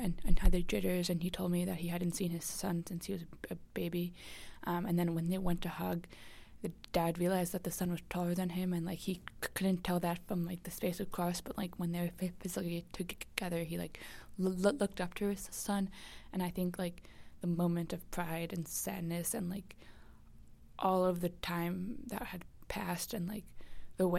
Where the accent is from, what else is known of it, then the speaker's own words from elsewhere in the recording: United States; me as an American